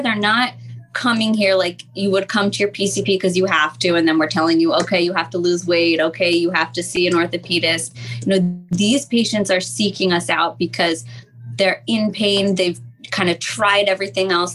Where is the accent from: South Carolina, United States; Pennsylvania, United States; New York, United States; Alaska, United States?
Pennsylvania, United States; Montgomery County; I grew up in Monco